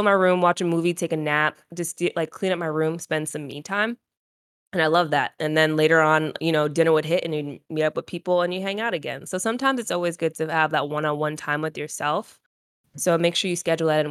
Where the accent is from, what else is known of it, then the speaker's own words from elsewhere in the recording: Rhode Island, United States; moved away as an adult; also born or lived in North Carolina; I was from Rhode Island